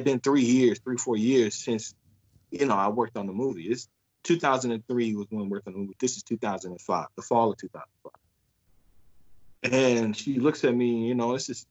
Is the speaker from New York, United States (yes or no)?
no; Chicago, Illinois, United States; moved away; I was from Chicago, from the South Side